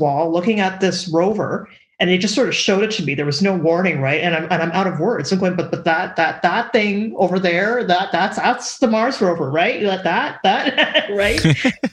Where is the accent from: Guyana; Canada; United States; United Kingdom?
Canada; I am a Canadian